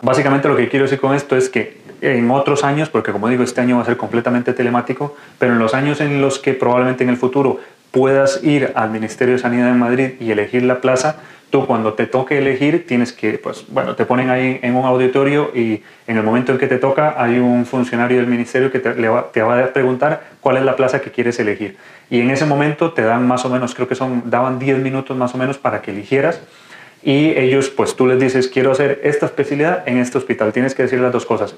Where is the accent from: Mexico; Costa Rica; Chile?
Costa Rica; moved away as an adult; now in Spain; soy médico de Costa Rica, actualmente residente de quinto año de urología aquí en España